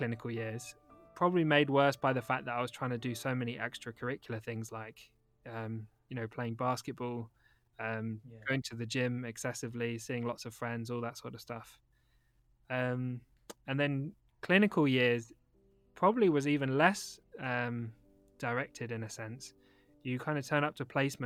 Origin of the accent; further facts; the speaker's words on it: London, United Kingdom; now in Manchester, United Kingdom; I still live in Manchester. But I grew up in London